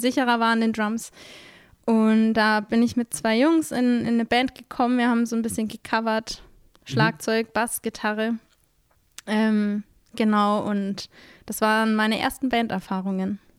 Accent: Middle Franconia, near Nuremberg, Fürth district, Bavaria, Germany; now in Mannheim, Germany; Ich bin aus Mittelfranken. Das ist im. Ah, ähm, okay. Bei Nürnberg komme ich her. Ähm, Wer es noch genauer kennt, Landkreis Fürth.

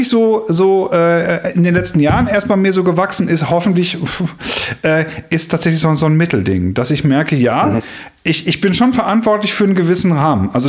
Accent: Schleswig-Holstein, Germany; born there; ich bin in Schleswig-Holstein geboren, in so eine, ich sag mal, in so eine leicht norddeutsche Haltung

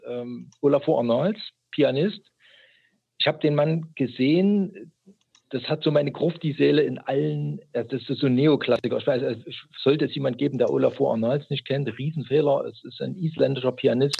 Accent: East Germany, Germany; now in Chemnitz, Germany; ich bin gebürtiger DDR-Bürger

